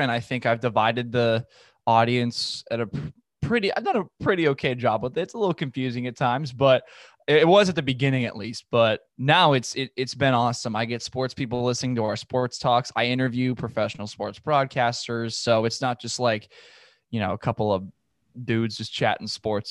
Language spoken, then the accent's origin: English; Los Angeles, California, United States; I'm from Los Angeles. I'm from San Fernando Valley